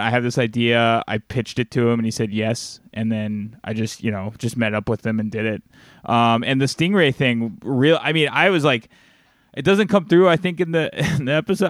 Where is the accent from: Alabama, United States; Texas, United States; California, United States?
Alabama, United States; moved away; I'm from the South, like, uh, you know, I'm from Alabama originally